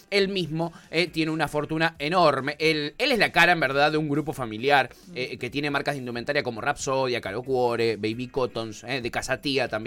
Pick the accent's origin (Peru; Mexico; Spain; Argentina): Argentina; Somos argentinos, pero somos boludos.